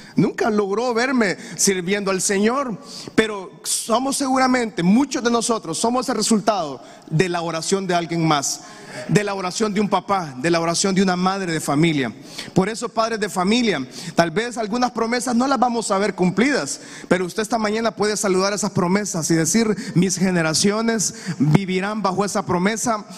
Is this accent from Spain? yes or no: no; Honduras; Usted y yo como hondureño